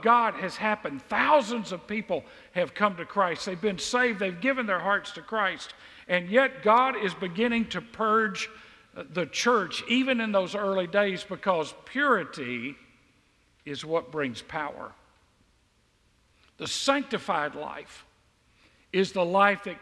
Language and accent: English; Mississippi, United States; now in Southwest Georgia, United States; I grew up in Mississippi.